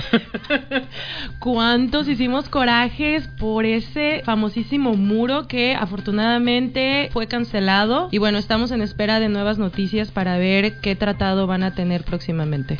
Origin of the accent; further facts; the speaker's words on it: Mexico; moved away; mi México lindo y querido